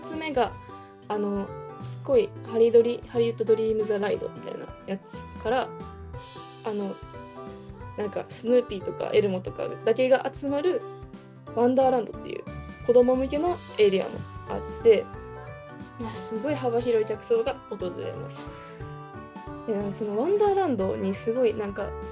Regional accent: Kansai, Japan; 地元が関西なこともあって

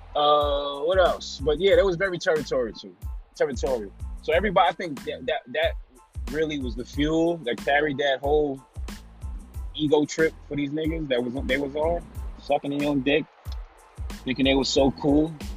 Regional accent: New York City, New York, United States; moved away as an adult; Even though I was from New York, I was from Staten Island

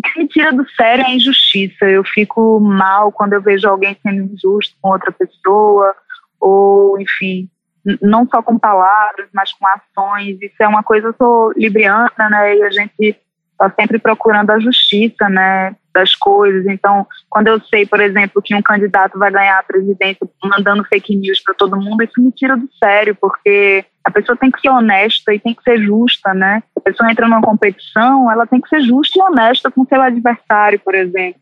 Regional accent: Recife, Pernambuco, Brazil; accent: Recife; moved away as an adult; now in Rio de Janeiro, Brazil; saí com 18 anos de Recife e moro no Rio

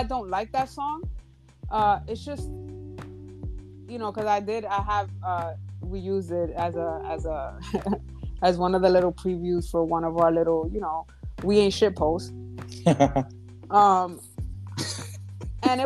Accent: Dominican Republic; I come from the Dominican Republic

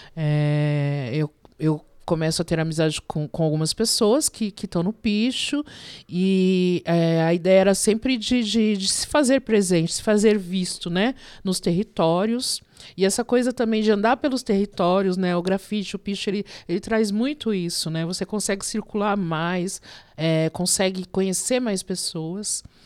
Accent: Diadema, São Paulo, Brazil; also born or lived in Vila Mariana, São Paulo; Eu sou nascida na Vila Mariana, mas eu moro há mais de 50 anos em Diadema

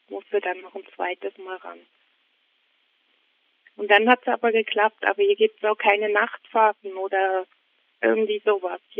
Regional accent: Germany; now in Switzerland; Ja, ich habe das am Anfang tatsächlich gemerkt. Also so die ersten zwei, drei Jahre waren jetzt, ja, man hat irgendwie das Gefühl

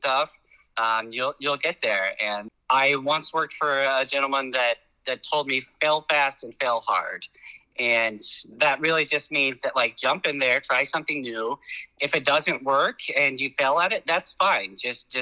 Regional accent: Oklahoma, United States; moved away as an adult; now in Florida, United States; I'm from Oklahoma.

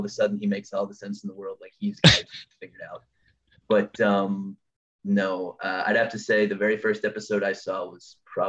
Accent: United States; being an American

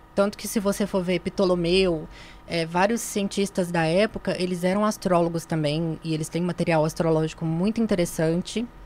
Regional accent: Minas Gerais, Brazil; moved away; also born or lived in Ituiutaba; Eu sou de Minas

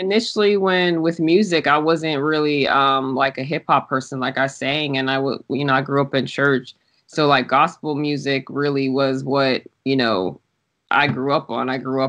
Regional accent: outside Pittsburgh, Pennsylvania, United States; moved away as an adult; also born or lived in Pensacola, Florida; now in California, United States; So I was raised out there, and then I joined the military right after high school. So I immediately left.

